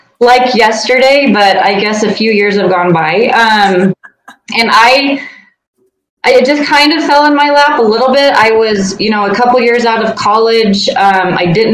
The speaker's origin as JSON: {"language": "English", "region": "Eastern Colorado", "country": "United States", "tie": "born or raised there", "said": "I grew up in Eastern Colorado in a small town"}